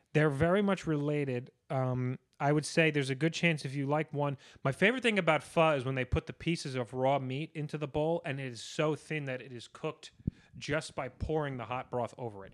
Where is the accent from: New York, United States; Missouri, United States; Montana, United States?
New York, United States; being a New Yorker, that's what makes me feel at home